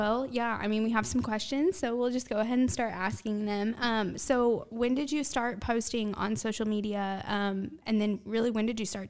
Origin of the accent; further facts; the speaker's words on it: Carmi, Illinois, United States; We're from Carmi, so it's on the other side of Mount Vernon.